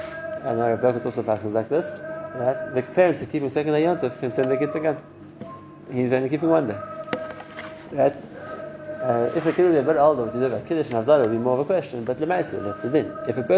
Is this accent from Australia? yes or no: no; Israel; They know I'm from Eretz Yisrael, but I can't notice be doing different to what everyone else is doing.